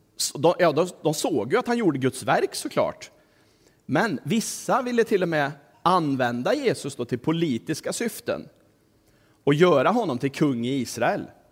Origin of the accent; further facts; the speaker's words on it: Kristinehamn, Värmland, Sweden; also born or lived in Tanzania / Dalarna / Västerbotten / Stockholm; Min pappa var ju predikant, så vi flyttade till Kristinehamn nittonhundraåttio. Och där växte jag upp och gick i skola